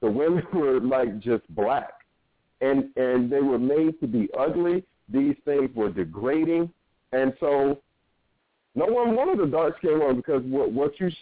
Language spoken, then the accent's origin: English; Norfolk, Virginia, United States; I grew up in Norfolk, Virginia.